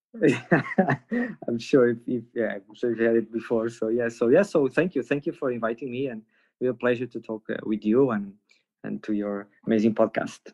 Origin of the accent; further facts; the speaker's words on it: Porto, Norte, Portugal; I was born in Porto